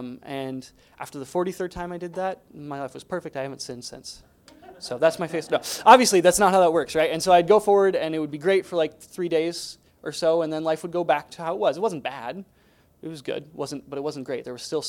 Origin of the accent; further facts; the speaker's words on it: Poland; I grew up in Poland.